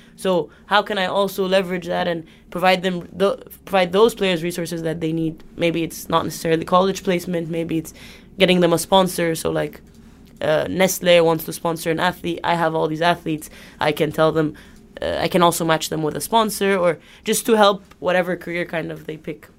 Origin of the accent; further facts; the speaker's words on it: Egypt; moved away as an adult; Egypt, I'm from Egypt